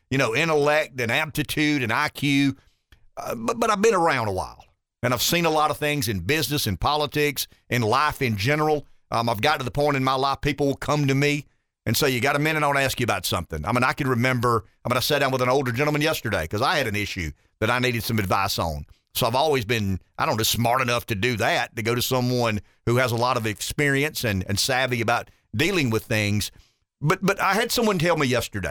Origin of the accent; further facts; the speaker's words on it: United States; I was born in America